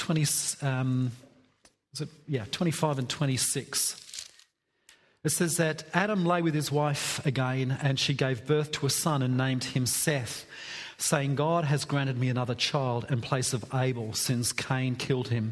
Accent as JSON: {"language": "English", "region": "England", "country": "United Kingdom", "said": "I'm English"}